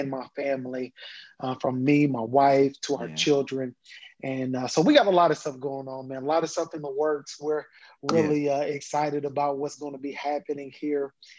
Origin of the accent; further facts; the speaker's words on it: Kansas, United States; moved away as an adult; now in Atlanta, United States; I'm originally from Kansas, born and raised. I moved to Atlanta, Georgia, after I graduated from undergrad.